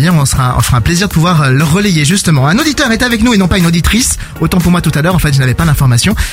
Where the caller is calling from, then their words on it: Belgium; alors, euh, je viens de la Belgique, près de moi.